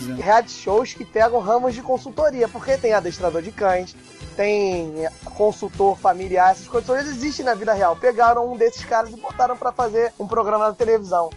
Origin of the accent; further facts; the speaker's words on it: Brazil; nós somos brasileiros